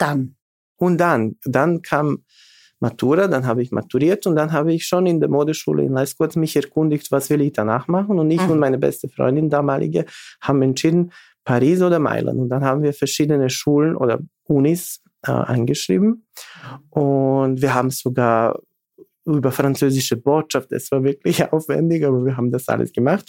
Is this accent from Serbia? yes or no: yes; Bor, eastern Serbia, Serbia; German is a second language; moved away as an adult; now in Vienna, Austria; ich bin geboren äh, 83 eben in Bor. Das ist Ostserbien.